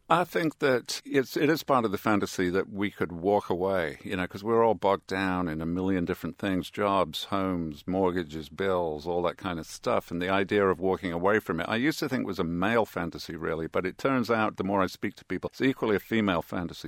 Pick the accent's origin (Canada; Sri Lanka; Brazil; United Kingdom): United Kingdom; Birmingham, West Midlands; now in New York, United States; I grew up in Birmingham, England